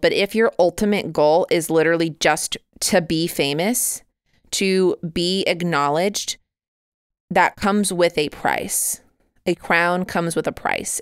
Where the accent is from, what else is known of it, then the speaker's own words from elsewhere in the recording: United States; I am very American.